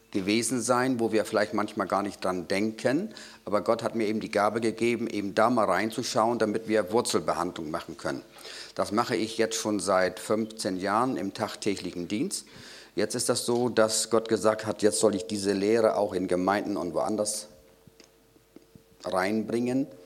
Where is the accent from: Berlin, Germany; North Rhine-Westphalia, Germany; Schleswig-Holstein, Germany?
Schleswig-Holstein, Germany; Rendsburg; Ich komme aus Rendsburg.